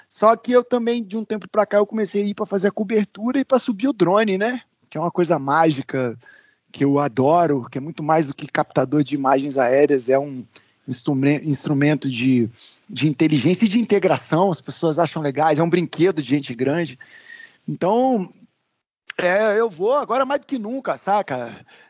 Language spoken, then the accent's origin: Portuguese; Brasília, Federal District, Brazil; also born or lived in Rio Grande do Sul; Eu brinco que eu sou gaúcho de Brasília, né? Que eu nasci no sul, vim para cá com um ano